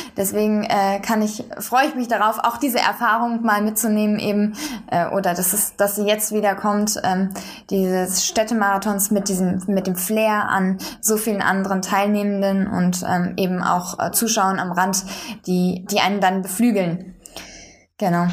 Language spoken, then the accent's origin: German; Bonn, North Rhine-Westphalia, Germany; moved away as an adult; now in Berlin, Germany; Ich bin in Bonn zur Schule gegangen